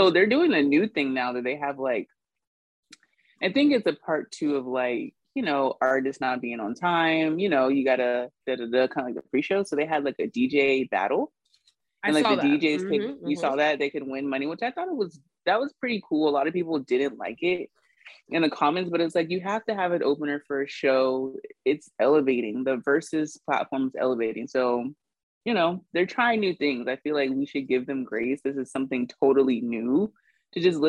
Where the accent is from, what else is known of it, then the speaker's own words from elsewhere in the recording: the South, United States; I'm from the South